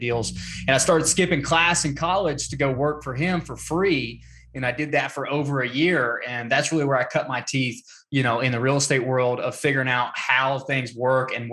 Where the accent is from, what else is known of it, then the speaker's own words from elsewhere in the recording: North Georgia, United States; now in Atlanta, United States; I am from Georgia, born in a small town in North Georgia, currently live in Atlanta.